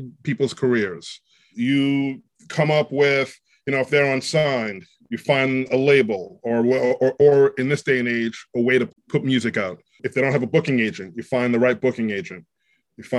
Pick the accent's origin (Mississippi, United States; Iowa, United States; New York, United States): New York, United States; New York City; New York City. Grew up in Queens, but I went to high school in Manhattan